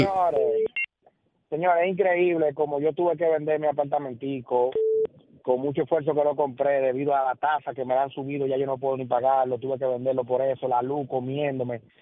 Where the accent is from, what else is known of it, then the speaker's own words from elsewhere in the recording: Dominican Republic; also born or lived in The Bronx, New York; now in New York, United States; nuestro país